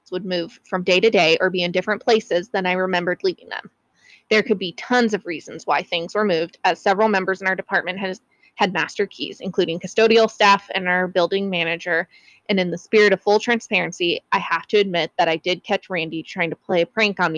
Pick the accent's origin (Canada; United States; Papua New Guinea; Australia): United States; Tucson, Arizona; right here in my hometown of Tucson, Arizona, in my very own workplace.